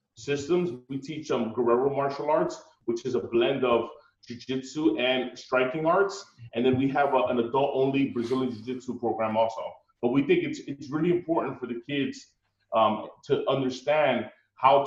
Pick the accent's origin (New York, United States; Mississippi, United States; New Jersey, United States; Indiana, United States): New Jersey, United States; Newark; I grew up in Newark